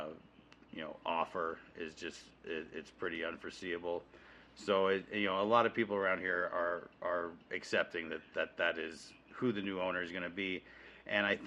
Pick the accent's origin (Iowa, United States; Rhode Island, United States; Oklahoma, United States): Oklahoma, United States; now in Colorado, United States; I'm from Oklahoma